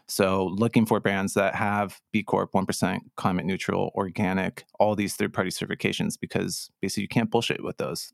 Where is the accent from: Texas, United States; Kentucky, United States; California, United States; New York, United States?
California, United States; Santa Barbara; growing up in Santa Barbara